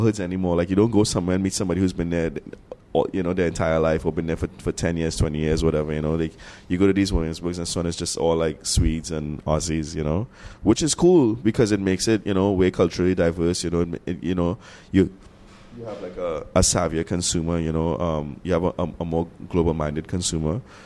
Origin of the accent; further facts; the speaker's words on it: Trinidad & Tobago; I'm Trinidadian. I'm not American at all. So like baseball is not something that I really even understand. You know, like I grew up with cricket